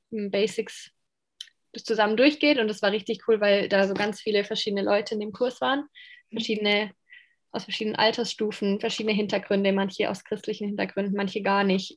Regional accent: Landau, Rhineland-Palatinate, Germany; moved away as an adult; also born or lived in Romania / Moldova; now in Ludwigsburg, Germany; ich ähm, bin mehr oder weniger aufgewachsen in Landau

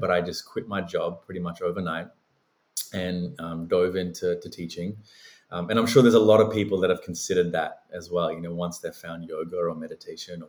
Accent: Australia; also born or lived in Sri Lanka / Los Angeles, United States; I was born in Sri Lanka, migrated to Australia when I was a very small child

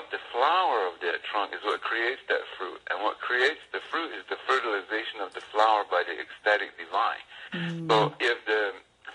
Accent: New Mexico, United States; moved away as an adult; also born or lived in Santiago Atitlan, Guatemala; I grew up in New Mexico

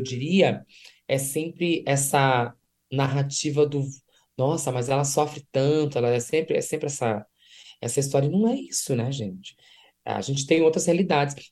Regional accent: Santo Ângelo, Rio Grande do Sul, Brazil; Eu sou do interior do estado do Rio Grande do Sul, sou de Santo Ângelo

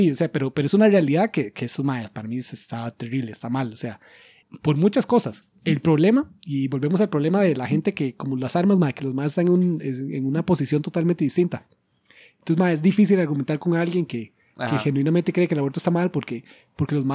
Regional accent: United States; Spanish is a second language; Yo como soy gringo, entonces el argumento funciona mejor.

